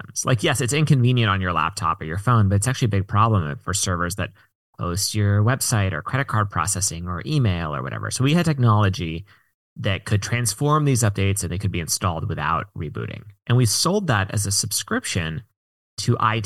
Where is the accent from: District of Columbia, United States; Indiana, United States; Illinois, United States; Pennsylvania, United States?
District of Columbia, United States; Washington; now in San Francisco, United States; I mostly grew up in the DC area, but my parents worked for the government